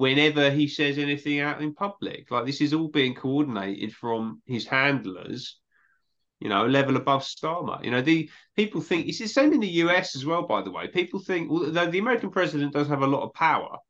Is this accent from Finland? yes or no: no; England, United Kingdom; I'm from England